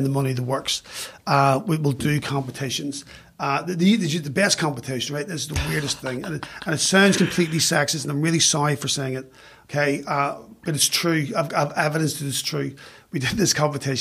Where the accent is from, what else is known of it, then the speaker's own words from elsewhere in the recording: Belfast, Northern Ireland, United Kingdom; moved away as an adult; now in London, United Kingdom; a kid growing up in West Belfast